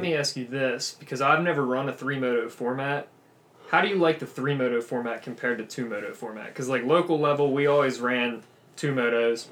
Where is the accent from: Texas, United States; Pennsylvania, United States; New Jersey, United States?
Pennsylvania, United States; Lancaster; moved away as an adult; now in Pittsburgh, United States; when I go home to Lancaster than when I'm out in Pittsburgh because I'm not from Pittsburgh